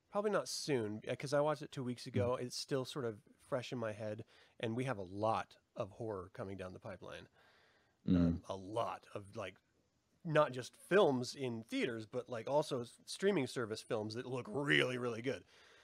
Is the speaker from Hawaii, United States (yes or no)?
no; Salem, Utah, United States; I grew up in Salem, Utah, when there was little to no population. I know church people like that.